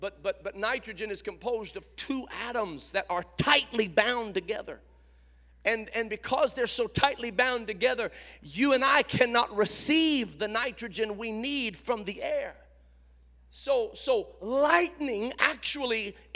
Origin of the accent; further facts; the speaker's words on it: Indiana, United States; I grew up in Indiana. I'm a Hoosier